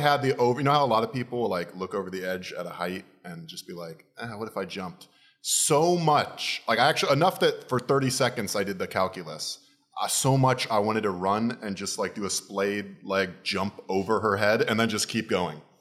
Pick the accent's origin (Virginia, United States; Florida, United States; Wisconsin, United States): Florida, United States; I'm from Florida